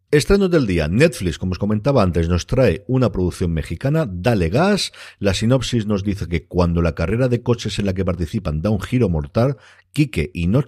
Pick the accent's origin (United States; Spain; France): France; una estética totalmente setentera que a mí con eso y siendo francesa me tienes total y absolutamente ganado